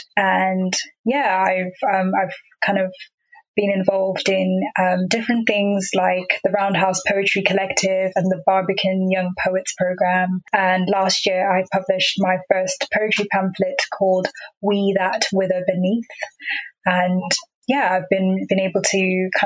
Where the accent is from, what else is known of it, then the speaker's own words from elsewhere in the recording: South Africa; first language Xhosa; English is a second language; moved away; So I mentioned I'm from South Africa, so I was born there. My first language is Xhosa